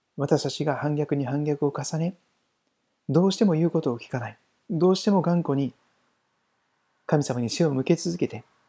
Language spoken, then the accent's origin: Japanese; Shikoku, Kochi, Japan; now in Saitama, Japan; 私、四国の高知県出身ですから